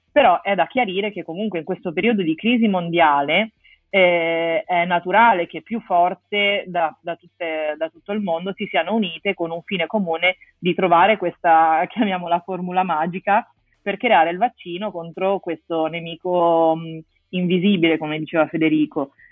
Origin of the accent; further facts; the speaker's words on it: Genoa, Liguria, Italy; moved away as an adult; also born or lived in Rome; now in Milan, Italy; sono di Genova